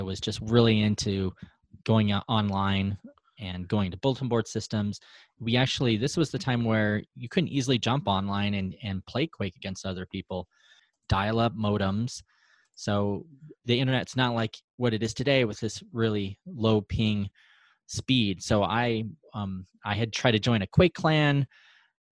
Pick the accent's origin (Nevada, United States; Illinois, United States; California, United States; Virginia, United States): Nevada, United States; Reno; I'm from Reno, Nevada. I've been born and raised